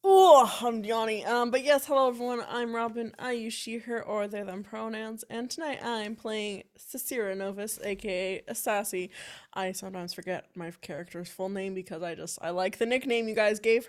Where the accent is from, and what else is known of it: Canada